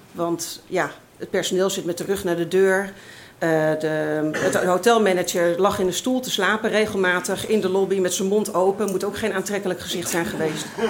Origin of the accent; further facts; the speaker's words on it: Amsterdam, North Holland, Netherlands; ik uit Amsterdam kwam